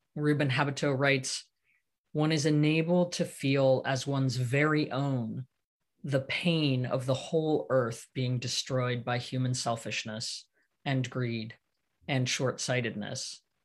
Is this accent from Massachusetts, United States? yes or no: no; Santa Cruz, California, United States; my hometown of Santa Cruz